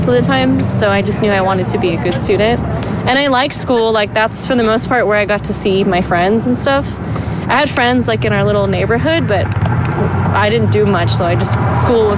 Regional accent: Simi Valley, California, United States; But that's where I was born and raised

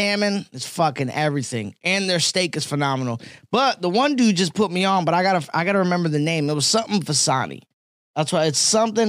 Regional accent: Allentown, Pennsylvania, United States; Cause I'm from Allentown, and Allentown is like, it's a big city, but as far as like entertainment, there's like no entertainment out there.

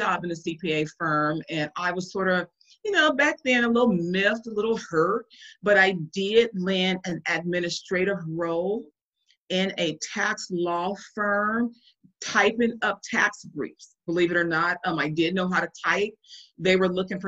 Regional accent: Compton, California, United States; So I'm born and raised in Compton, California. I'm a West Coast girl

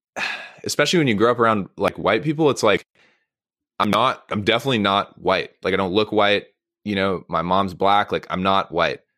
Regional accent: Monterey, California, United States; I grew up in Monterey, so I grew up going to the aquarium like uh, as a child.

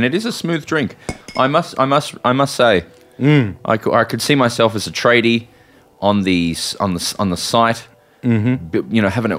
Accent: Adelaide, South Australia, Australia; also born or lived in Melbourne; I'm from Adelaide

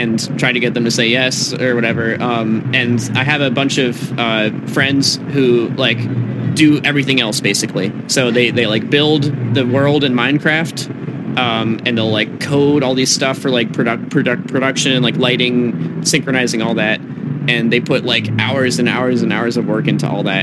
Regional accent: Massachusetts, United States; moved away as an adult; now in Los Angeles, United States; I am from Massachusetts

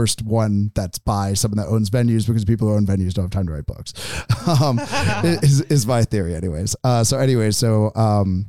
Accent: Boston, Massachusetts, United States; moved away as an adult; also born or lived in San Francisco; now in Eugene, United States; where I'm from Boston

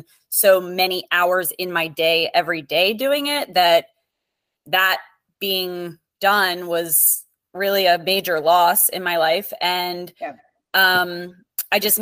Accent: Perry Hall, Maryland, United States; moved away as an adult; also born or lived in Bridgeport, Connecticut; now in Naples, United States; I am originally from Maryland, Perry Hall, Maryland, but I moved to Naples, Florida in 2013

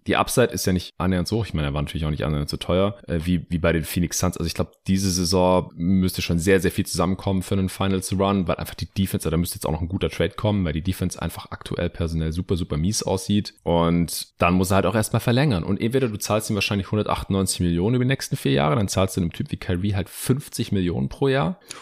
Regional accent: Stuttgart, Baden-Württemberg, Germany; meine Heimatstadt Stuttgart

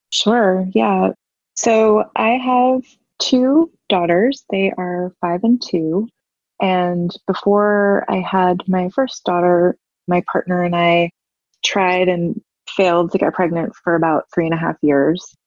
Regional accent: New York City, New York, United States; moved away as an adult; now in Savannah, United States; I'm from New York City and I've lived there most of my life and we moved to Savannah, Georgia

